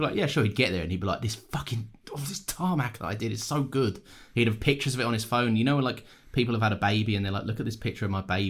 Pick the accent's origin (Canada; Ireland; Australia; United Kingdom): United Kingdom; being British.